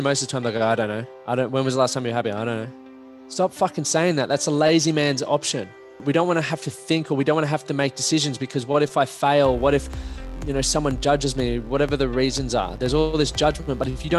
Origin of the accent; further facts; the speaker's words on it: Toowoomba, Queensland, Australia; moved away as an adult; also born or lived in France; now in Brisbane, Australia; I grew up in Toowoomba